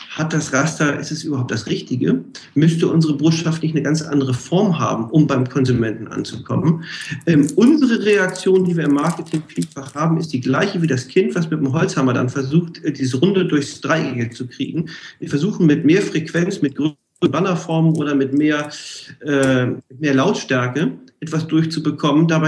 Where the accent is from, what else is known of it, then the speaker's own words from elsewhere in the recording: Hamburg, Germany; ich komme ja aus Hamburg, hanseatischer Kaufmann.